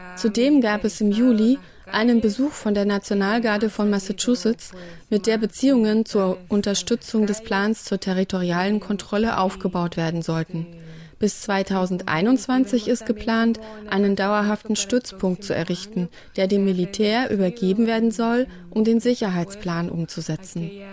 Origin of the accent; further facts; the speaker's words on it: El Salvador; Ich bin aus El Salvador.